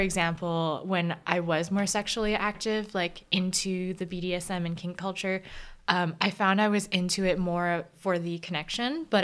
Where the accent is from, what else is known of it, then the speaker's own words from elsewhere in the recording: United States; I'm Korean American